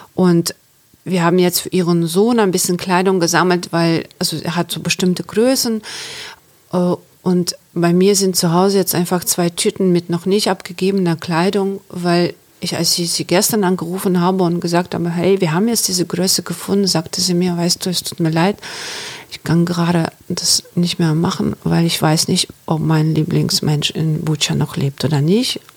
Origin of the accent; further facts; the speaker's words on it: Chernivtsi, Chernivtsi Oblast, Ukraine; German is a second language; moved away as an adult; now in Germany; ich komme aus der Ukraine. Ich bin in der Ukraine geboren und aufgewachsen.